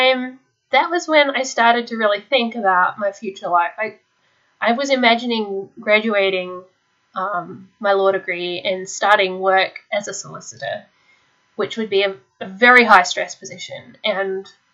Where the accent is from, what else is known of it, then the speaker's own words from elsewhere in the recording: Australia; being Australian, I missed out on a lot of the peer pressure and the repressive cultural aspects of US homeschooling.